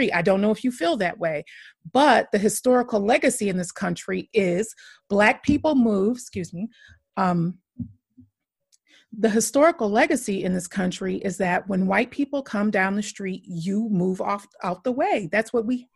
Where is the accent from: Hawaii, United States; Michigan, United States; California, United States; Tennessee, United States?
Michigan, United States; moved away as an adult; also born or lived in Chicago / New York; now in Dallas, United States; I'm from Michigan originally. Then I lived in Chicago for about 9 years. Then I lived in New York for a couple of years. And now I'm in the Dallas area.